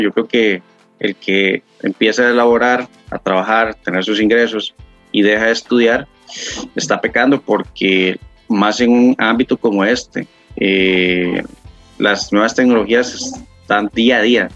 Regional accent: Puntarenas, Costa Rica; moved away as an adult; now in San José, Costa Rica; Actualmente vivo en San José, pero no soy nativo de San José, soy de Punta Arenas, es una de las provincias de Costa Rica

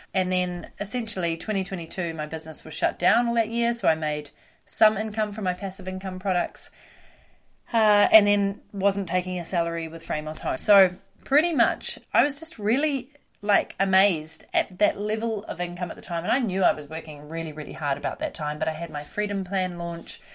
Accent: New Zealand; I'm a New Zealander

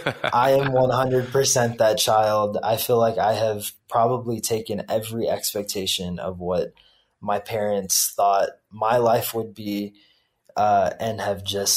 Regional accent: the South, United States; I have always lived in between two worlds. On the one hand, growing up in the American public schooling system in the South and experiencing that culture.

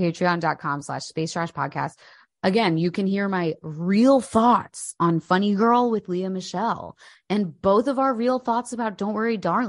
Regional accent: United Kingdom; I'm British.

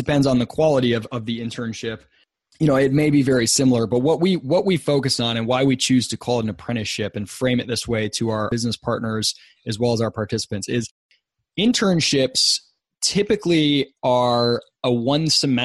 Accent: West Michigan, United States; I grew up in Michigan, West Michigan, about halfway between Detroit and Chicago.

